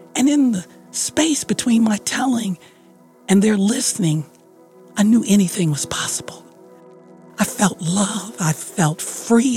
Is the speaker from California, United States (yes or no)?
no; Detroit, Michigan, United States; my hometown of Detroit